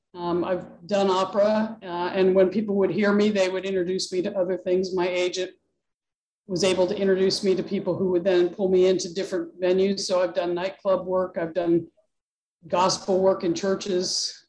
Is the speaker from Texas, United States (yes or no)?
no; Pittsburgh, Pennsylvania, United States; now in New Hampshire, United States; I grew up near the Pittsburgh area, actually. So not in New England at all